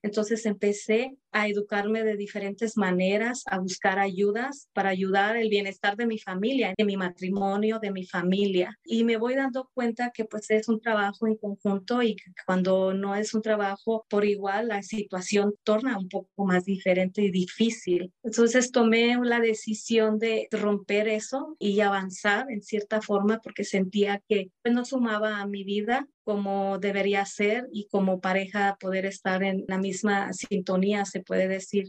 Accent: Mexico; moved away as an adult; now in United States; soy de México, hija de mayor de seis

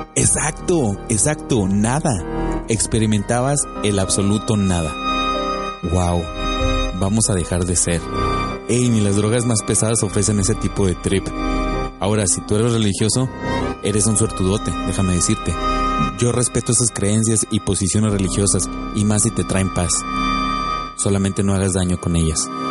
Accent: Monterrey, Nuevo León, Mexico; El Monterrey, de donde yo soy

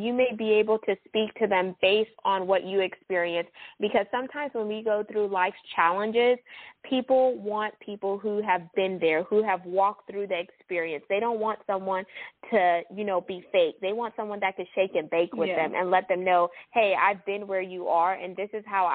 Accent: Houston, Texas, United States; H-Town. That's my hometown

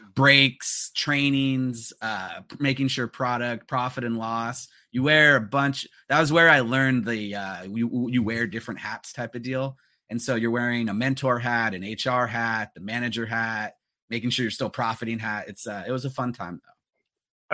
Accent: Los Angeles, California, United States; growing up in the San Fernando Valley

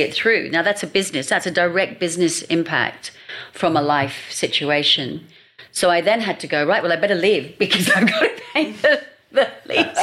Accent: London, United Kingdom; moved away as an adult; also born or lived in Hong Kong; now in Sydney, Australia; having been brought up in london in a what i realize now is quite a fast pace and loving london i mean it's my hometown london

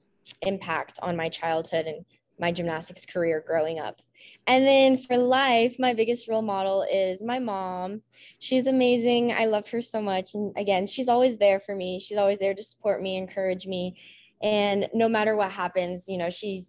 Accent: Lone Tree, Colorado, United States; growing up in Colorado

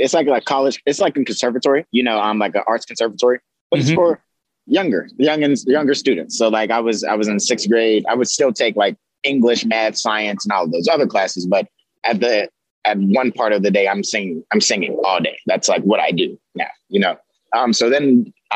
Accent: Pittsburgh, Pennsylvania, United States; also born or lived in Greensburg, Pennsylvania; I grew up on the Hill District and the North side of Pittsburgh

